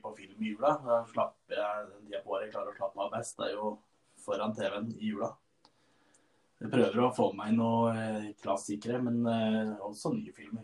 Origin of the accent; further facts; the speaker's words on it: Stange, Innlandet, Norway; Jeg er jo da ifra Stange